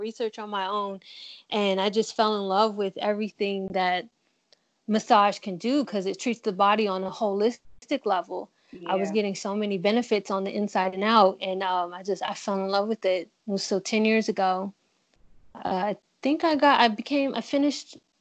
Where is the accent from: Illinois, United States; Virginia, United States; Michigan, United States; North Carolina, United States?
Virginia, United States; I'm from Virginia